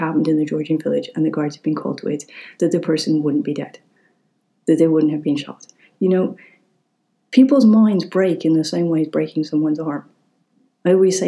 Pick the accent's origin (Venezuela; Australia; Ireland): Ireland; also born or lived in United Kingdom; as an Irish person, when I lived in the UK on and off, I experienced a huge level of racism towards me as an Irish person.